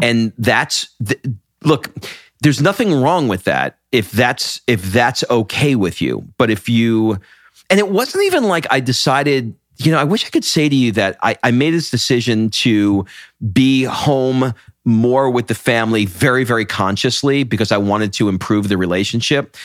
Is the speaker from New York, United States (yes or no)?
yes; New York, United States; I'm from New York